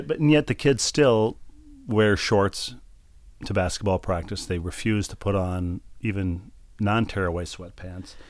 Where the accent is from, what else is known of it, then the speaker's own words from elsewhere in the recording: Bloomington, Minnesota, United States; moved away; Met's Center in Bloomington, Minnesota, my hometown